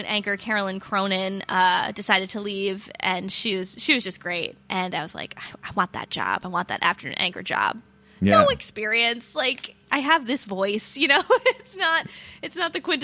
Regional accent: Warwick, Rhode Island, United States; I've lived here my whole life. I grew up in Warwick.

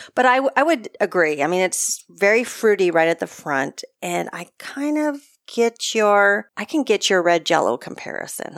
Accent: United States; I'm American

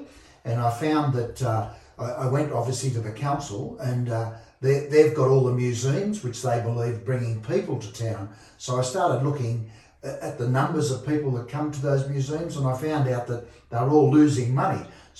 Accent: Sydney, New South Wales, Australia; moved away as an adult; now in Bathurst, Australia; Yeah, look, I came from Sydney in the late 60s.

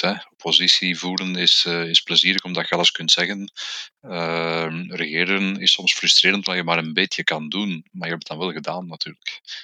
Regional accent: Flemish Brabant, Flanders, Belgium; ik ben een Vlaams-Brabander

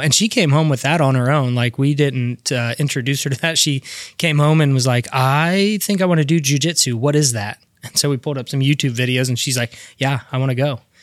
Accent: Alexandria, Indiana, United States; also born or lived in Elwood, Indiana / Eaton, Indiana; I was born in Alexandria, then lived in Elwood, um, through elementary school. I moved up to a little town called Eaton and went to Delta High

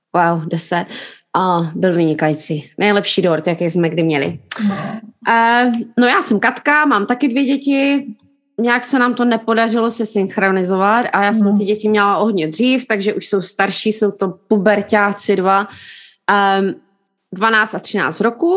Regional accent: Jeseník, Olomouc Region, Czechia; now in London, United Kingdom; jsme v Londýně, ale pocházíme obě dvě z Jeseníku

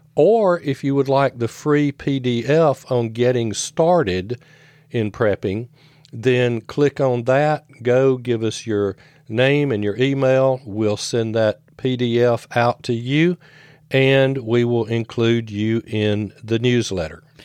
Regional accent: the South, United States; I grew up in the South

